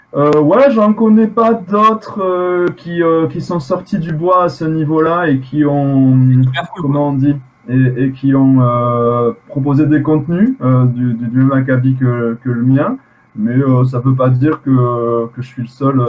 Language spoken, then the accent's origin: French; Occitania, France; on est français en même temps